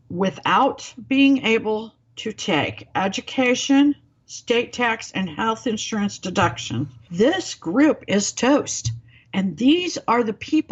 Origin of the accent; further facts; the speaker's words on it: Springfield, Missouri, United States; my hometown